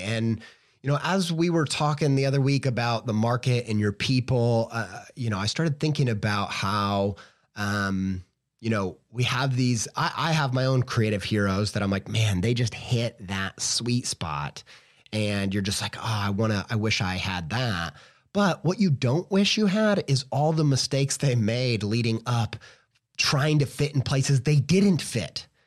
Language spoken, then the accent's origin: English; Indiana, United States; I'm just from Indiana